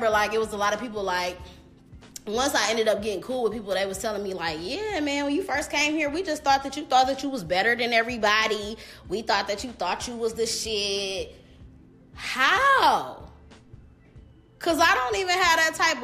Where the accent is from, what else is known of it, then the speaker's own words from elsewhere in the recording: Detroit, Michigan, United States; also born or lived in Belleville, Michigan / Southfield, Michigan; originally I'm from Detroit, and I went to like Detroit schools, like in elementary